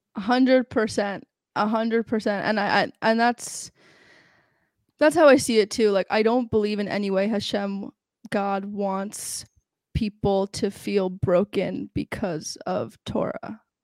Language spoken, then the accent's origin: English; New York, United States; also born or lived in Los Angeles, California / Israel; and then I moved to New York. I grew up in New York.